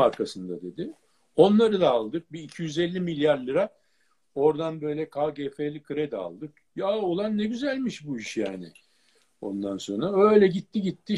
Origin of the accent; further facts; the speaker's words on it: Acıbadem, Istanbul, Turkey; Acıbadem'de bir evimiz vardı